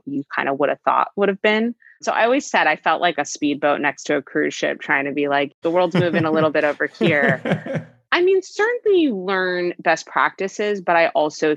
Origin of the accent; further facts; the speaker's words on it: California, United States; I grew up in California